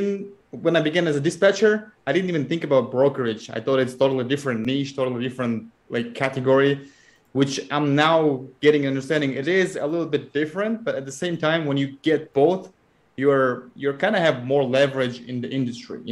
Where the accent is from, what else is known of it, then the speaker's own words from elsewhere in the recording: Kazakhstan; moved away as an adult; now in United States; I'm originally from Kazakhstan. I'm living in the United States for 12 years now